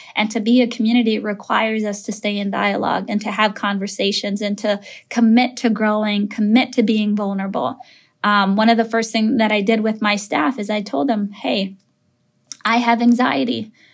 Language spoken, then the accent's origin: English; Minneapolis, Minnesota, United States; I grew up in Minneapolis